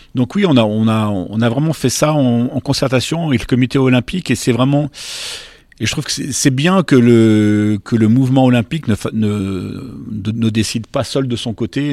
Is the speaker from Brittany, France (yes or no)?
no; Bourg-en-Bresse, Auvergne-Rhône-Alpes, France; j'ai grandi à Bourg-en-Bresse